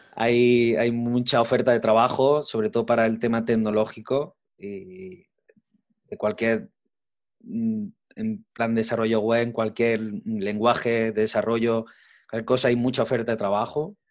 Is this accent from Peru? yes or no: no; Arjona, Andalusia, Spain; Yo soy de un pueblo Arjona, un pueblo de la provincia de Jaén